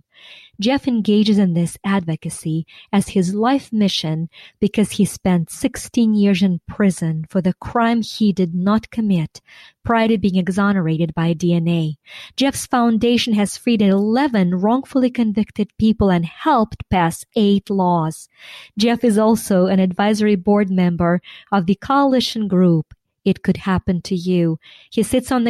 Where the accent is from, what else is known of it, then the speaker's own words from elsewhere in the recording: Ukraine; now in United States; I was born and raised in Ukraine